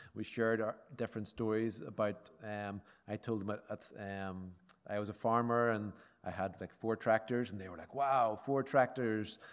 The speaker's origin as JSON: {"language": "English", "area": "County Armagh", "region": "Northern Ireland", "country": "United Kingdom", "said": "I'm from County Armagh"}